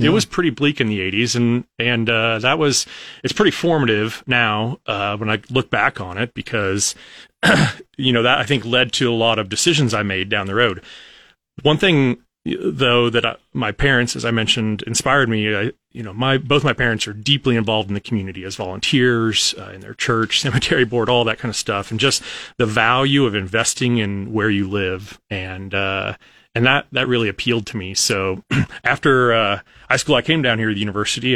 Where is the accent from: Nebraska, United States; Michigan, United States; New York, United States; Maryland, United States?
Nebraska, United States; Wheeler County, Sand Hills; also born or lived in Lincoln, Nebraska; I grew up out in Wheeler County